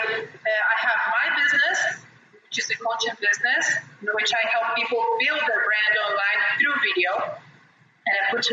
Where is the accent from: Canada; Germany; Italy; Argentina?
Argentina; English is a second language; moved away as an adult; now in Brazil; I'm half British and half Argentinian. I was born and raised in Argentina, but my family's British